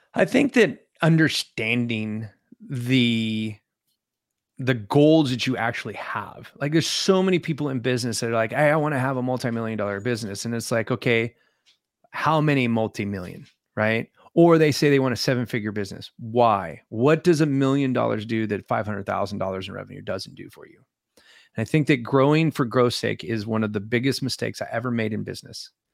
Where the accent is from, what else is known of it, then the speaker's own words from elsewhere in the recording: California, United States; moved away as an adult; also born or lived in Alaska; I grew up in California